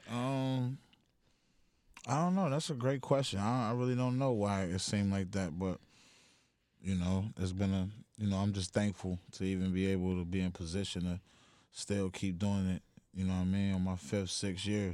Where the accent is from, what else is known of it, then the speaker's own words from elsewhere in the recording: Buffalo, New York, United States; I'm from the east side of Buffalo, New York.